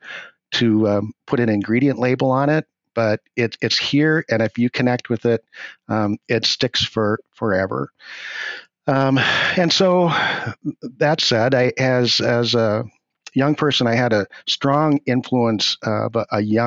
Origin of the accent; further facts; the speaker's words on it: International Falls, Minnesota, United States; also born or lived in Ortonville, Minnesota / St. Peter, Minnesota; I was raised in International Falls